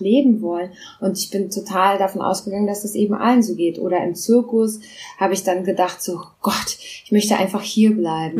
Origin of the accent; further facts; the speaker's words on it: Berlin, Germany; first language Russian; German is a second language; also born or lived in Moscow, Russia; ich bin in Berlin geboren.